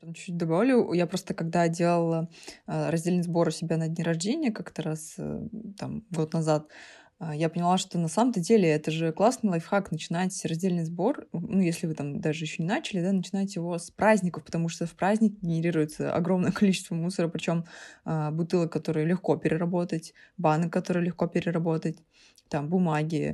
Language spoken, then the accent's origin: Russian; Saint Petersburg, Russia; питерские замашки